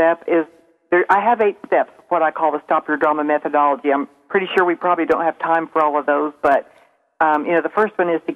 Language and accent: English; Springfield, Missouri, United States; accent: southern; I'm from Springfield, Missouri, and I probably sound a little more southern than everyone here